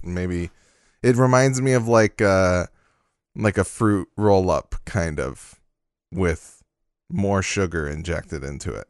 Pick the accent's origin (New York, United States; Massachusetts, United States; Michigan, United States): Michigan, United States; I'm from Michigan